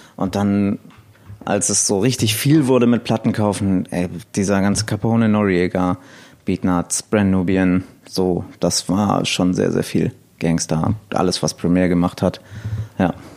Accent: Elmshorn, Schleswig-Holstein, Germany; ich komme aus Elmshorn, äh, beziehungsweise noch genauer aus einem Dorf bei Elmshorn

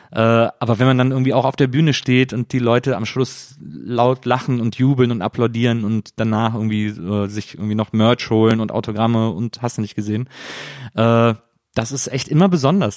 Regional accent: Cologne, North Rhine-Westphalia, Germany; ich komme ja aus Köln

